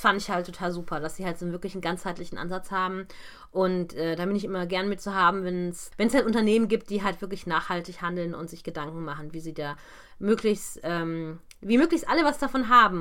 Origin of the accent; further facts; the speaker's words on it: Krefeld, North Rhine-Westphalia, Germany; Also aus meiner Heimatstadt